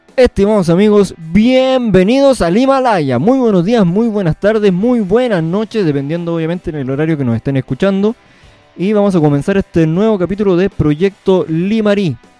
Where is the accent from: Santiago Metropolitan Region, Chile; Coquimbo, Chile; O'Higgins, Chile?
Coquimbo, Chile; Punitaqui; now in Ovalle, Chile; punitaquino de corazón. Si bien ahora vivo en Ovalle, pero eh, siempre con las raíces eh, en Punitaki, nunca se olvida